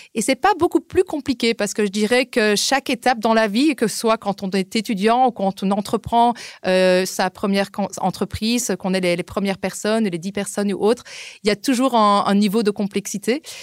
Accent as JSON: {"language": "French", "town": "Liège", "region": "Wallonia", "country": "Belgium", "also_born_or_lived": "England / Spain / Denmark / Berlin, Germany", "moved": "as an adult", "lives_now": "Austria", "said": "je suis belge d'origine de Liège"}